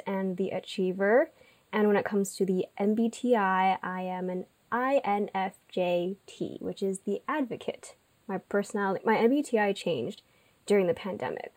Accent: Irvine, California, United States; I grew up, like Janet, in Orange County. So I'm from Irvine

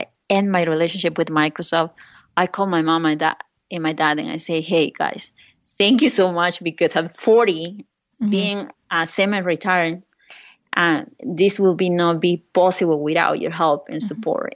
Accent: Lima, Peru; English is a second language; moved away as an adult; now in United States; when I was growing up in Lima, Peru

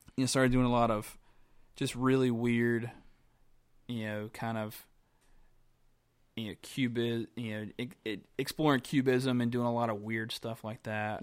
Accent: Graham, North Carolina, United States; born and raised in Graham, North Carolina

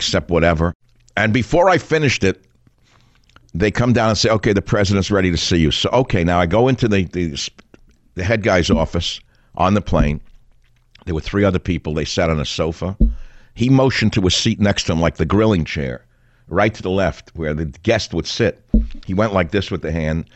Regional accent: New York City, New York, United States; I'm from Queens, but I grew up on the other side of Union Turnpike from the president

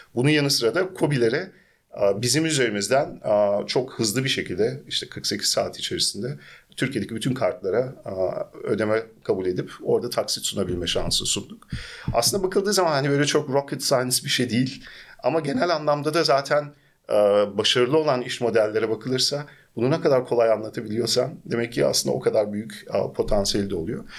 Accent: Germany; also born or lived in Istanbul, Turkey; Almanya'da doğdum, büyüdüm ve bütün iş hayatımı aslında Almanya'da geçirdim.

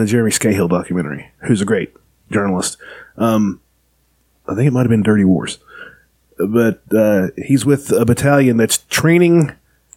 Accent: West Virginia, United States; we're from West Virginia in the South.

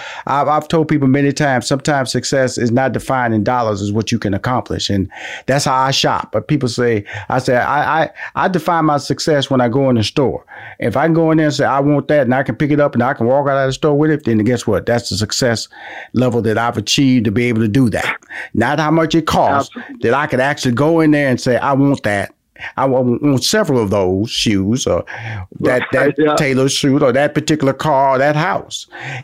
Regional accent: Houston, Texas, United States; You know, I love talking to you because I'm from Houston.

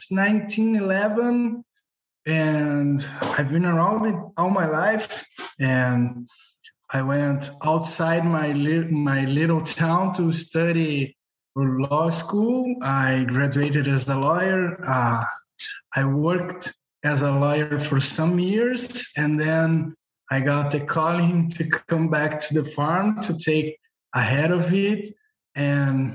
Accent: Brazil; I am from Brazil. I am at Brazil now

